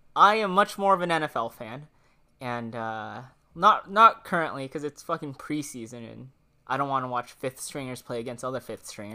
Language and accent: English; Washington, United States; moved away; I'm from Washington